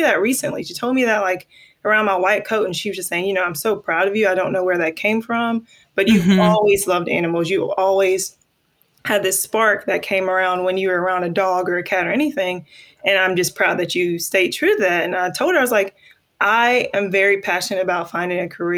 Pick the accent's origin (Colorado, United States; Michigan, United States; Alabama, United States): Alabama, United States; Mobile; I was born and raised in Mobile, Alabama. Very proud Mobile, Alabama native